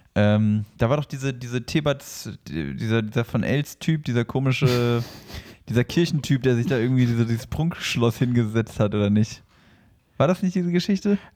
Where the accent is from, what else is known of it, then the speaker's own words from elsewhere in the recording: north of the Aldi equator, Northern Germany, Germany; now in southern Germany; in meine alte Heimat, nämlich über den Aldi-Äquator